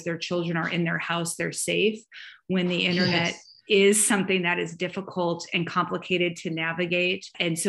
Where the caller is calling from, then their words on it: Atlanta, Georgia, United States; I am joining you from Atlanta, Georgia, in the United States of America, which is in the Southeast.